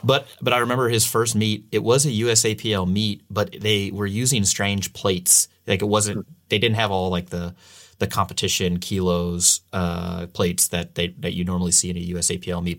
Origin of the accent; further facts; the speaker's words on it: St. Louis, Missouri, United States; now in California, United States; I'm from the Midwest, I'm from Saint Louis